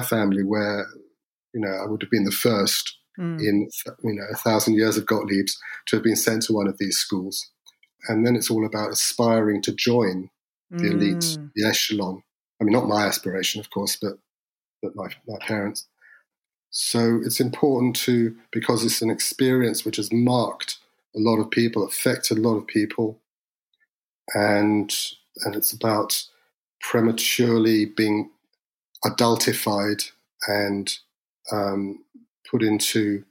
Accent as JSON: {"language": "English", "country": "United Kingdom", "said": "as a Brit"}